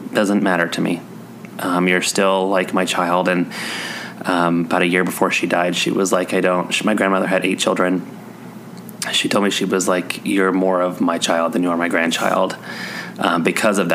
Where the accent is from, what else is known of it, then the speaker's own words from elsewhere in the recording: Colorado, United States; also born or lived in Missouri; I was born in Missouri and I moved to Colorado when I was 2